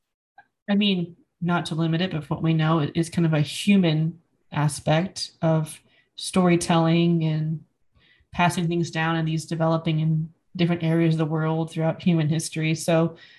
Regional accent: United States; I was raised in the United States

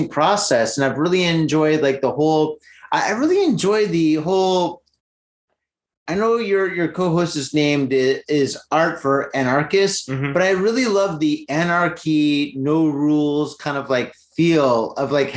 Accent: United States; I'm American

